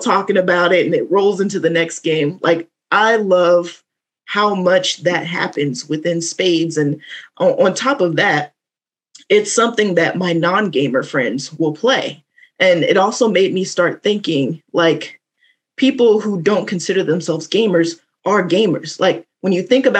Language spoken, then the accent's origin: English; the South, United States; I'm from the South, so this was like a rite of passage. You would grow up playing spades